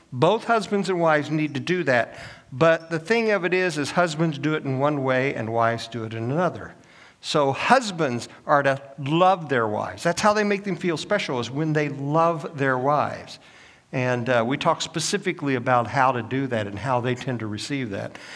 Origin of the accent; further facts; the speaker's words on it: Illinois, United States; moved away as an adult; also born or lived in Oklahoma; now in Augusta, United States; I'm a northern boy. I was born and raised in Illinois